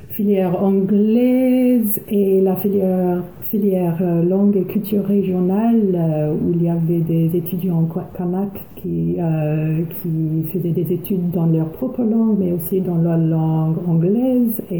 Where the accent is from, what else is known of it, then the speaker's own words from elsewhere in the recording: Auckland, New Zealand; French is a second language; also born or lived in Coatesville; je suis née à Tamaki Makaurau, à Auckland.